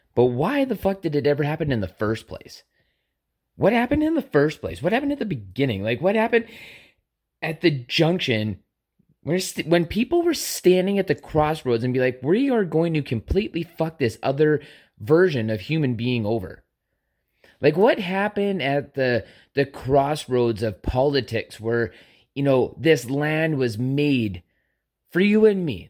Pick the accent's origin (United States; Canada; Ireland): Canada; a Canadian citizen